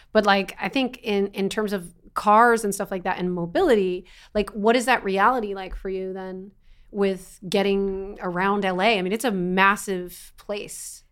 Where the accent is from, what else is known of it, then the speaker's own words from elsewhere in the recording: East Coast, United States; I am an Italian girl from the East Coast